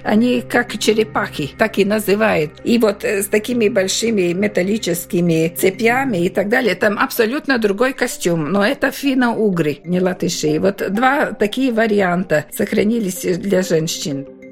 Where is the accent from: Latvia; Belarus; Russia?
Latvia; я приехала из Латвии и показываю свою латышскую культуру